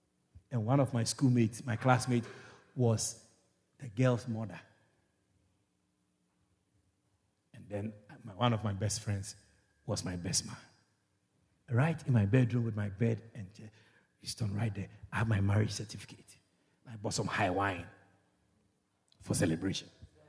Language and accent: English; Georgetown, Demerara-Mahaica, Guyana; I was teaching in Kwakwani. I come from Georgetown. And every weekend, I'll go to Georgetown.